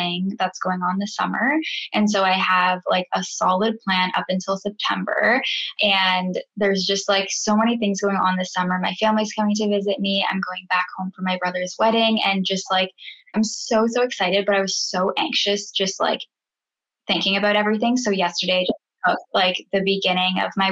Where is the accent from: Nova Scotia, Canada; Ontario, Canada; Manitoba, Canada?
Ontario, Canada; Guelph; moved away as an adult; now in Vancouver, Canada; I am originally from Guelph, Ontario, but I just moved to Vancouver, BC